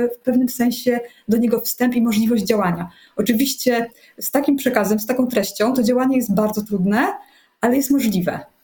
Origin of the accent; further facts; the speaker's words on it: Poland; pochodzę z takiej e, e, typowej polskiej, dosyć zakłamanej rodziny